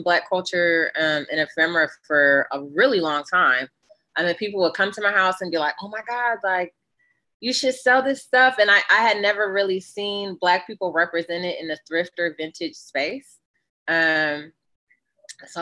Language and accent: English; Northeast Ohio, United States; now in Philadelphia, United States; I was born and raised in Northeast Ohio